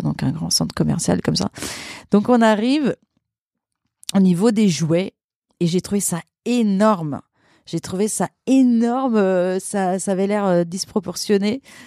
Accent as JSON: {"language": "French", "country": "Luxembourg", "tie": "born or raised there", "also_born_or_lived": "Portugal", "moved": "yes", "lives_now": "Paris, France", "said": "j'ai grandi j'ai grandi au Luxembourg mais mais je suis née au Portugal et je suis restée jusqu'à l'âge de mes 5 ans"}